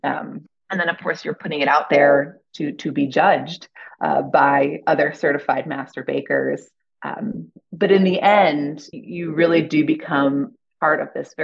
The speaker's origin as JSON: {"language": "English", "region": "Ohio", "country": "United States", "also_born_or_lived": "Boston / New York", "moved": "yes", "said": "I'm from Ohio."}